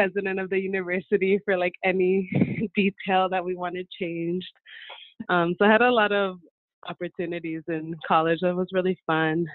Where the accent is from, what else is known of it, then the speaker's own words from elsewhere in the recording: San Diego, California, United States; I grew up here in San Diego with really strong connection to Mexico, to Michoacán specifically